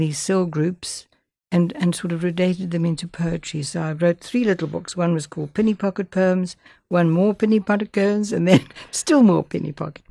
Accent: London, United Kingdom; I grew up in East London, and I grew up in a mainline church

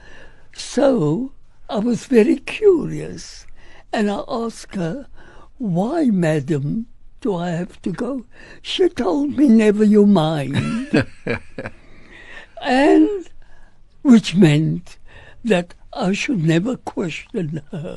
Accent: South Africa; being an South African and me from South Africa

